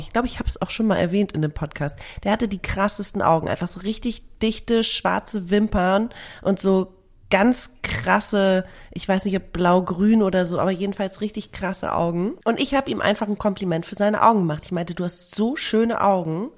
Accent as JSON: {"language": "German", "region": "Hamburg", "country": "Germany", "tie": "born or raised there", "said": "meiner Heimatstadt Hamburg"}